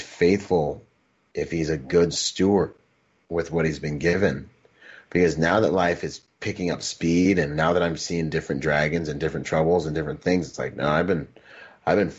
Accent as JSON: {"language": "English", "town": "Gig Harbor", "region": "Washington", "country": "United States", "tie": "born or raised there", "also_born_or_lived": "Bahamas", "said": "I grew up in Washington, in Gig Harbor, Washington, and I was the only Caribbean dude"}